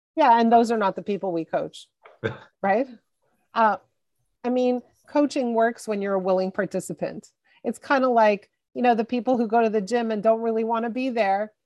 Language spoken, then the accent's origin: English; Montreal, Quebec, Canada; I grew up in Montreal in, in Canada and in, in Quebec